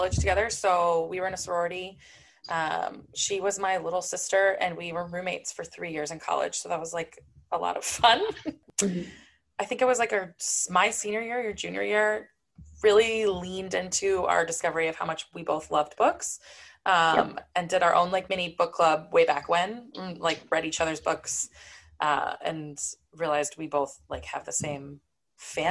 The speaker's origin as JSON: {"language": "English", "region": "Arizona", "country": "United States", "tie": "born or raised there", "moved": "yes", "said": "I actually currently live in Arizona, born and raised. I've moved around a couple places in between, but I'm back in Arizona"}